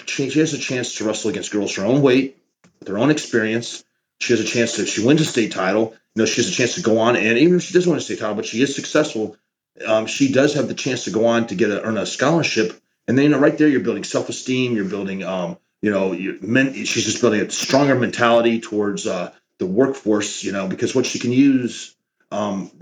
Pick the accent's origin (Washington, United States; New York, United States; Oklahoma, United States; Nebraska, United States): Oklahoma, United States; now in Allen, Texas, United States; Him and I grew up in Oklahoma